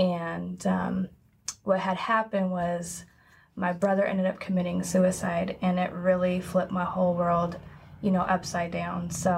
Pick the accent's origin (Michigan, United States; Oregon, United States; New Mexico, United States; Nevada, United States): Oregon, United States; Portland; also born or lived in Florida; I moved around when I was younger, but I'm originally from Portland, Oregon.